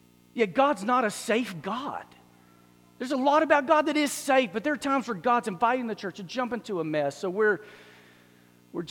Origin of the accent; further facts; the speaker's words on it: Dallas, Texas, United States; I grew up in Dallas